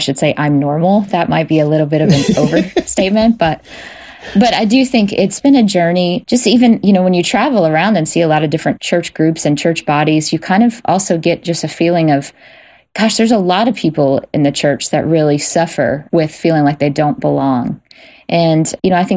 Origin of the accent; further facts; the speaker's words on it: Jackson, Mississippi, United States; I grew up in Jackson, Mississippi, in a very gospel blues world